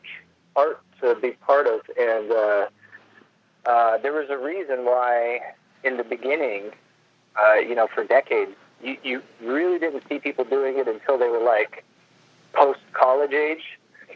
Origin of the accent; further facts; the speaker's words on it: Los Angeles, California, United States; I grew up in Los Angeles